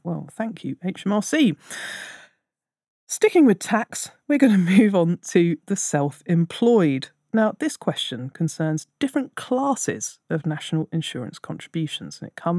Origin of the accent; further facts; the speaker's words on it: Austria; moved away as an adult; also born or lived in London, United Kingdom; now in Asia; I'm originally from Austria, but I have around 15 years worth of national insurance contributions from my time working in London